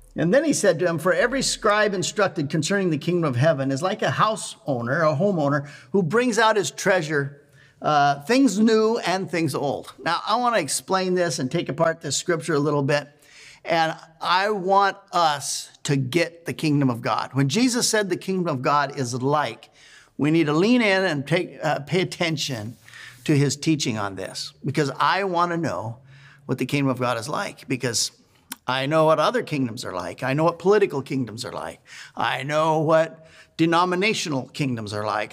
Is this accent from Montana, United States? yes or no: yes; Montana, United States; now in Oregon, United States; I was raised in Montana